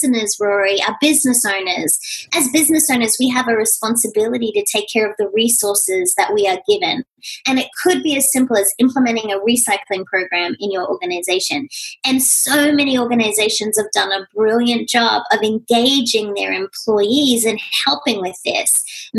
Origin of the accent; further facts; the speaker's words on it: Australia; moved away as an adult; now in United States; being Australian